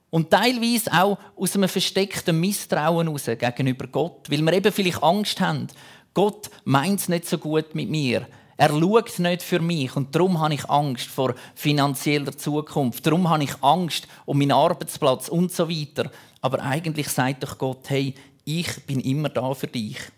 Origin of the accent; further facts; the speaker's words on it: Zurich, Switzerland; früher, wir hatten so einen Turm, dort, wo ich aufgewachsen bin, im Zürich-Unterland. Dort hat es den Irchelturm gegeben.